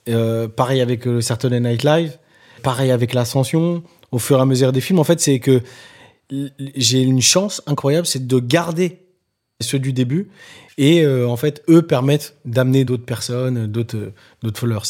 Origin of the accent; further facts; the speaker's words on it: Nantes, Pays de la Loire, France; now in Paris, France; là où j'ai grandi, euh, à Nantes, ou Dervalière